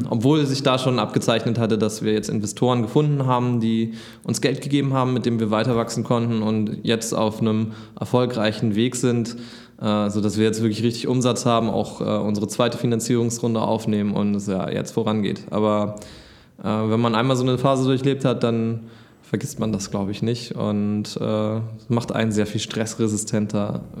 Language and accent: German; Hamburg, Germany; Und als Hamburger ist es auch schwer.